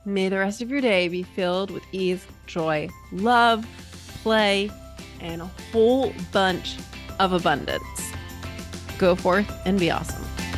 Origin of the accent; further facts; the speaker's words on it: New England, United States; moved away; growing up in New England